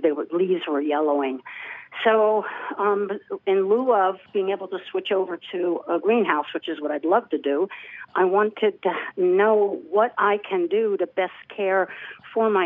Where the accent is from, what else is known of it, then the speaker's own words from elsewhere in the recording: Vineland, New Jersey, United States; now in State College, United States; I'm originally from Vineland, farmland, and have, grew up growing stuff